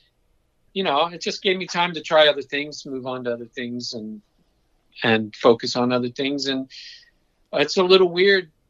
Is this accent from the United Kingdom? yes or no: yes; England, United Kingdom; moved away; my childhood growing up in England